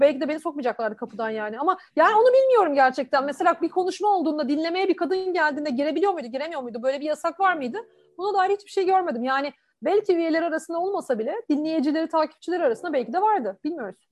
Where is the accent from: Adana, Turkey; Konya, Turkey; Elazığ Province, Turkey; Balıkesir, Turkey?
Balıkesir, Turkey; Susurluk; moved away as an adult; also born or lived in İzmir / Ankara; now in Istanbul, Turkey; Balıkesirliyim, Susurlukluyum hatta. Ee, orada doğdum. Ya orada doğmadım, İzmir'de doğdum ama orada büyüdüm.